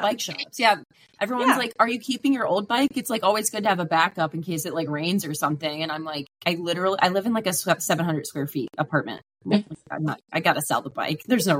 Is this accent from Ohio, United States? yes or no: yes; Cincinnati, Ohio, United States; moved away as an adult; now in Los Angeles, United States; I'm from Cincinnati also originally and then moved to LA about almost five years ago.